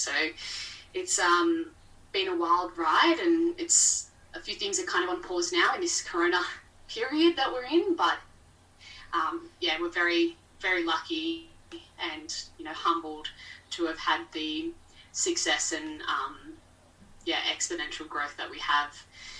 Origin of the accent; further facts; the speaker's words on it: Sutherland Shire, near Cronulla Beach, New South Wales, Australia; I was born and raised on Darawal country in the Sutherland Shire, so near Cronulla Beach, which is where I'm coming to you from right now. This is where I was born and raised, grew up here with my mum and dad and my sister Keely.